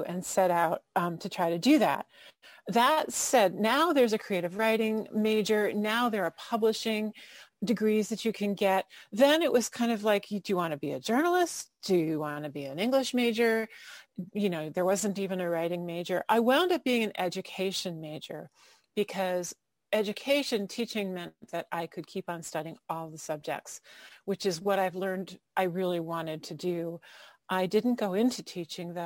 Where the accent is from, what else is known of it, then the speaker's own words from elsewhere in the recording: Fairfield, Connecticut, United States; also born or lived in Ocean City, Maryland; I grew up in Fairfield, Connecticut, and in Ocean City, Maryland.